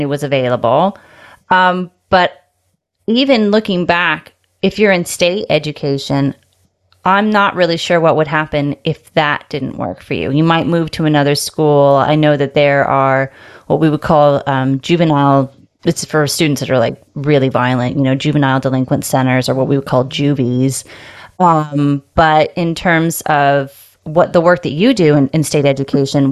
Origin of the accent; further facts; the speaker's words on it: United States; moved away; I grew up going to state schools in the U.S., if my accent wasn't abundantly clear